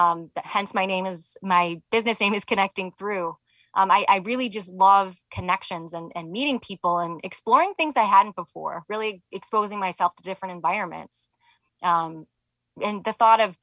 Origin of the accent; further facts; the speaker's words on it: Michigan, United States; moved away; I'm from Michigan originally.